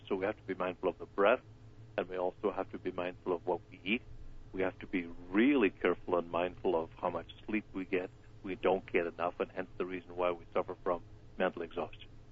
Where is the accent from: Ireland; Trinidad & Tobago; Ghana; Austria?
Ireland; now in Ventura County, United States; kids growing up in Ireland